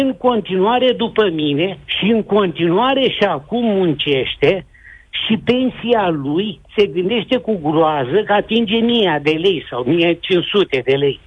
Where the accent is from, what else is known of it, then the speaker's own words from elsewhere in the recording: Moldavia, Romania; moved away; eu sunt român și am fugit din Moldova de foame în armată